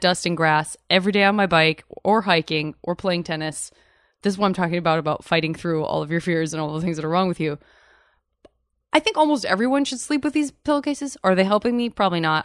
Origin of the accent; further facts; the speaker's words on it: Arizona, United States; now in California, United States; I'm from Arizona